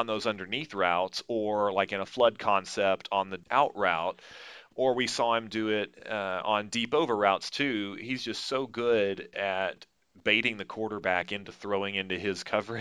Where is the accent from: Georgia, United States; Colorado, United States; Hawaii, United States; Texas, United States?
Texas, United States; moved away; I'm originally from Texas